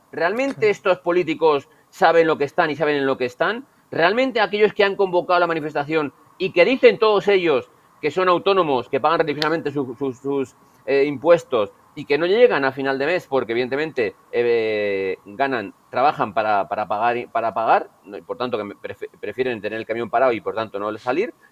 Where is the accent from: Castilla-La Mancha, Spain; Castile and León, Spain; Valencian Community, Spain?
Castile and León, Spain; Burgos; soy de Burgos